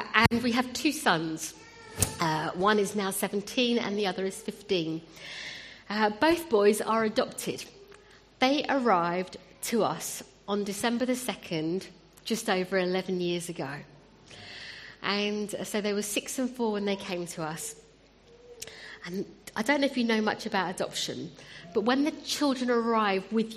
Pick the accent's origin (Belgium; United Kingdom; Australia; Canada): United Kingdom; Wimbledon, London; also born or lived in India; now in Croydon, United Kingdom; So Wimbledon is my home, but although I now live in Croydon